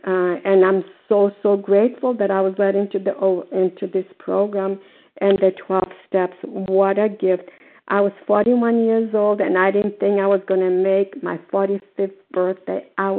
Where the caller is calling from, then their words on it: Port Charlotte, Florida, United States; grateful, recovered, compulsive overeater, and I'm calling from Port Charles, Florida.